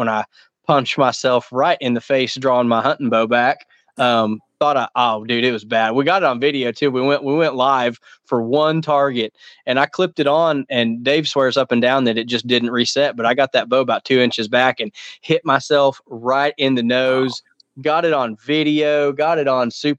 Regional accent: Tulsa, Oklahoma, United States; my hometown range is Tulsa Archery

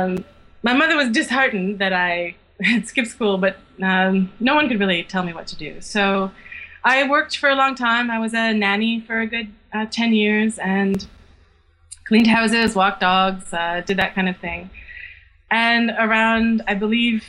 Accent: rural Quebec, Canada; now in Montreal, Canada; I grew up in the country of rural Quebec, but I'm now a city girl

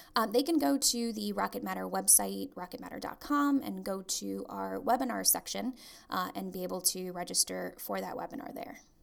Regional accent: Trinidad & Tobago; moved away; a law firm in Trinidad, which is my home country.

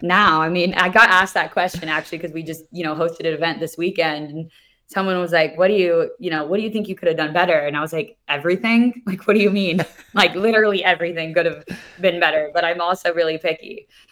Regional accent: Kansas City, United States; I grew up in Kansas City, so not around the water

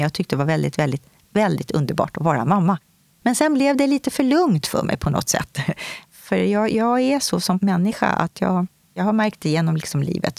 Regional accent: Stockholm, Stockholm County, Sweden; Jag kommer ifrån Stockholm, södra sidan av stan

